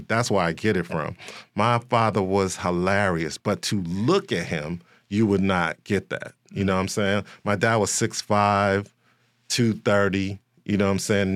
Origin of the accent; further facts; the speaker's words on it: Chicago, Illinois, United States; I am, uh, born and raised in Chicago, West Side